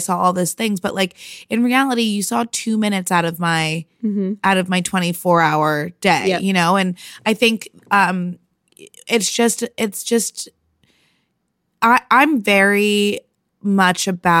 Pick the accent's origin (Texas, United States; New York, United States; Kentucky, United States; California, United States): New York, United States; And then I came home for the summer. I'm from New York. So I came home for a summer